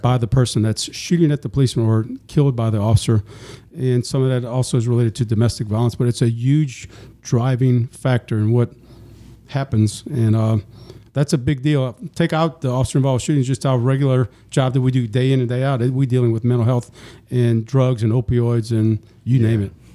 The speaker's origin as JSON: {"language": "English", "town": "New Orleans", "region": "Louisiana", "country": "United States", "tie": "born or raised there", "lives_now": "East Baton Rouge, United States", "said": "I was born and raised in New Orleans"}